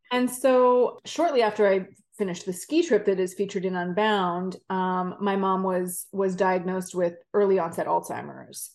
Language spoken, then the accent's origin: English; Vancouver, British Columbia, Canada; I grew up in Vancouver, Canada, skied, skied at Whistler pretty much all my life